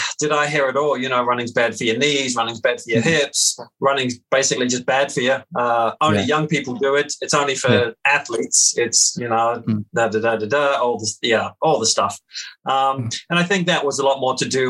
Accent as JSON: {"language": "English", "town": "Christchurch", "region": "Canterbury", "country": "New Zealand", "tie": "born or raised there", "said": "growing up in the South Island of New Zealand, in a city called Christchurch"}